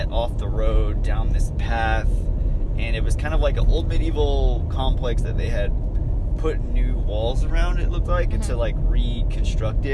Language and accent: English; Texas, United States; We're from Texas.